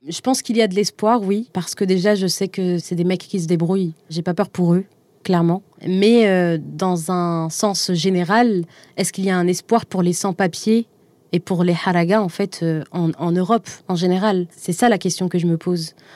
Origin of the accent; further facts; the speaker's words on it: Algiers, Algiers Province, Algeria; moved away as an adult; ce qui me lie encore à Alger surtout. J'y suis née, j'y ai grandi.